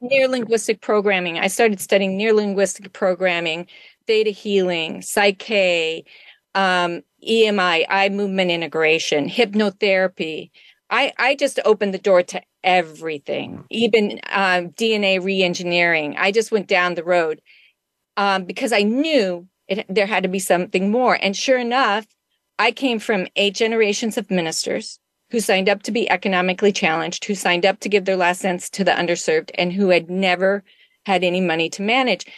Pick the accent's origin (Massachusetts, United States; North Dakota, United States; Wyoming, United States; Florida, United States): Wyoming, United States; moved away; I grew up in Wyoming uh, for part of my life